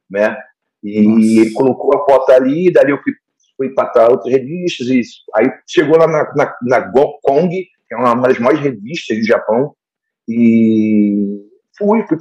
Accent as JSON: {"language": "Portuguese", "region": "Rio de Janeiro", "country": "Brazil", "said": "eu sou aqui do, da, de Botafogo, da zona sul do Rio de Janeiro, né?"}